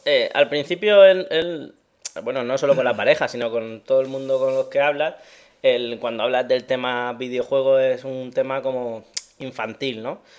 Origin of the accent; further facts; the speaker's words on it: Region of Murcia, Spain; me considero murciano.